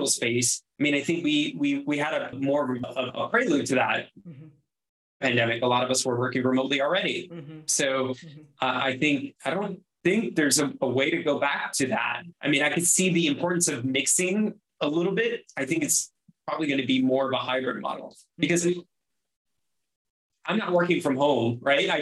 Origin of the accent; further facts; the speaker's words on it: Miami, Florida, United States; moved away; I'm from Miami